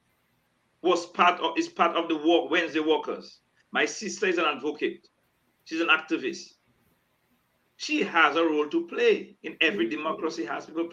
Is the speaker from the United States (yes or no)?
no; Dominica; we are Dominicans